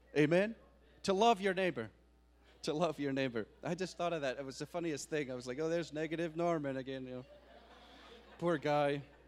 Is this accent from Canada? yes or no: no; Scotland, United Kingdom; now in United States; I am an American citizen, but I am from Scotland, but I am American